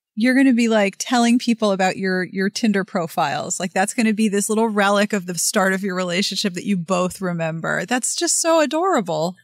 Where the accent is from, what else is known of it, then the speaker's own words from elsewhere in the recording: Pittsburgh, Pennsylvania, United States; now in Los Angeles, United States; I am from Pittsburgh